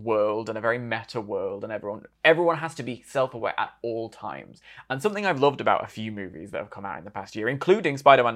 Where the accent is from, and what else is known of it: United Kingdom